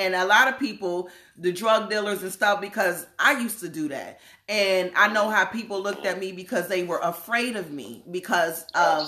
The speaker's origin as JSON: {"language": "English", "region": "New Jersey", "country": "United States", "moved": "yes", "lives_now": "Seattle, United States", "said": "I'm from Jersey"}